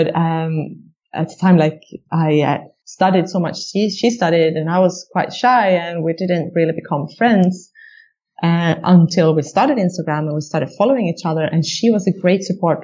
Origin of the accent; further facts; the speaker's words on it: Sweden; we're all from Sweden